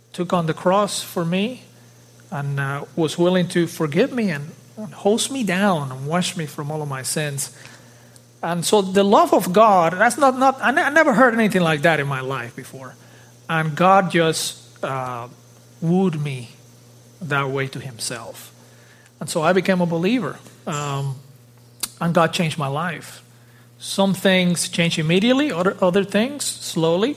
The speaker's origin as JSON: {"language": "English", "country": "Dominican Republic", "tie": "born or raised there", "also_born_or_lived": "South Florida", "moved": "yes", "said": "I was born in the Dominican Republic, uh, in the Caribbean."}